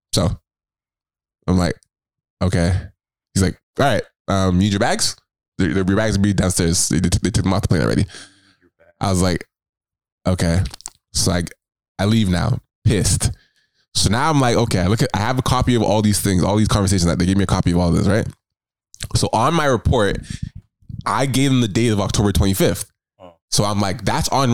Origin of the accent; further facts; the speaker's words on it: Toronto, Ontario, Canada; Toronto, this is my home city, like my hometown